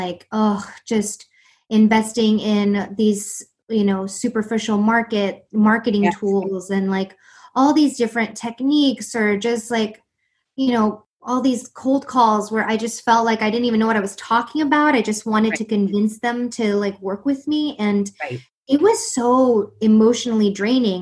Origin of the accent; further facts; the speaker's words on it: East Coast, United States; I'm from the East Coast